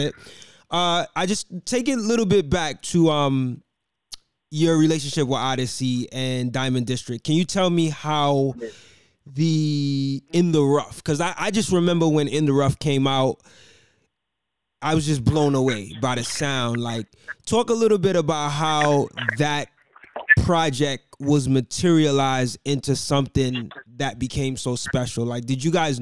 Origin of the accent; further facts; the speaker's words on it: New York City, New York, United States; also born or lived in Harlem; I'm originally from Brooklyn, but, you know, I'm in the Harlem area as well.